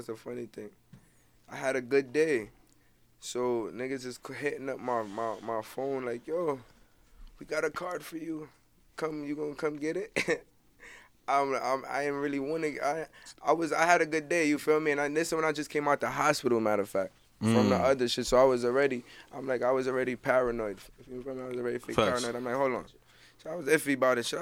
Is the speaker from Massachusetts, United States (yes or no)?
no; New York City, New York, United States; I'm from Brooklyn